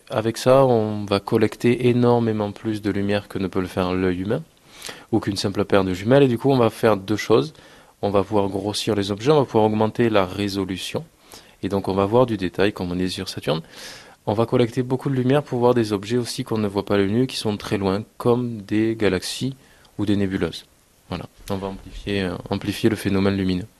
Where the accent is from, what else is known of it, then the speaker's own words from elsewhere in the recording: Castres, Occitania, France; chez nous à Castres